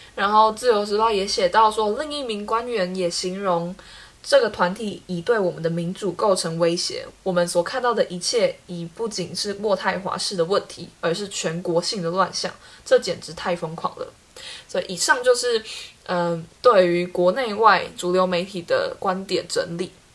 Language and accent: Chinese; Taiwan; 他们看我们台湾人就会觉得台湾人可能奴性比较重